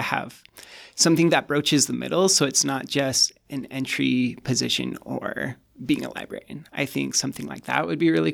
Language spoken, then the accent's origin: English; Cache Valley, Utah, United States; moved away; I come from Cache Valley originally